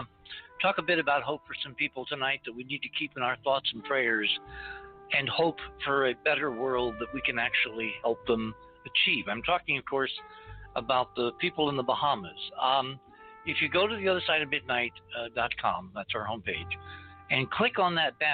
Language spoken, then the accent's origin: English; New England, United States; I grew up in New England